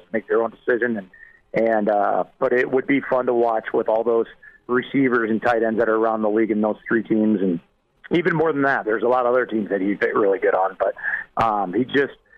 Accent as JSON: {"language": "English", "region": "rural Nebraska", "country": "United States", "tie": "born or raised there", "said": "when you come from a rural community in Nebraska"}